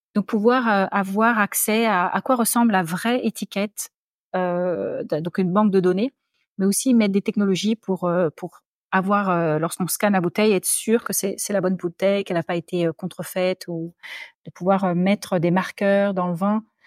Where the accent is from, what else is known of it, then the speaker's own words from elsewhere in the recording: Paris, Île-de-France, France; accent: French; moved away as an adult; also born or lived in Sydney, Australia; now in Australia; je suis née à Paris. j'ai grandi, je suis allée à l'école, j'étais dans le lycée Saint-Louis